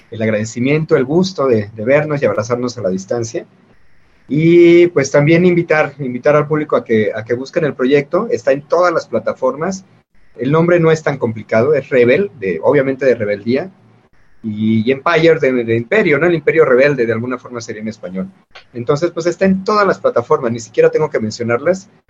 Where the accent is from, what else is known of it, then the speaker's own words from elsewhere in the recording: Mexico; lo estamos haciendo con este desgaste que tenemos como sociedad mexicana